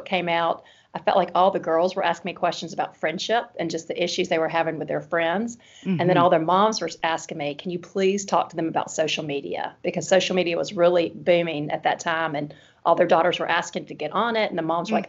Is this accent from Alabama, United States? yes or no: yes; Birmingham, Alabama, United States; accent: Alabama (Southern); a wife here in Birmingham, Alabama, as you can tell by my accent